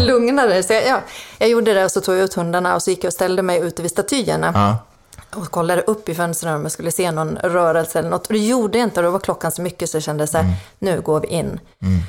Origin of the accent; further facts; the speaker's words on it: Finland; accent: Finland Swedish; first language Swedish; moved away as an adult; now in Sweden; Jag är från Finland ursprungligen. Jaha. Så att jag är eh, inflyttad till Sverige 2010